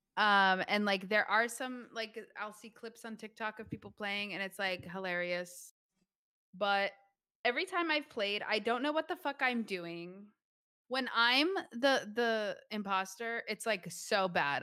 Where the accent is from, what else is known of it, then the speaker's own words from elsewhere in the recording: United States; We're American